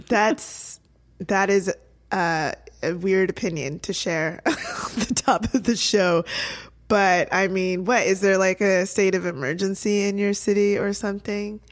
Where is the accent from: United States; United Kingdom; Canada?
Canada; Toronto, Ontario; my hometown Toronto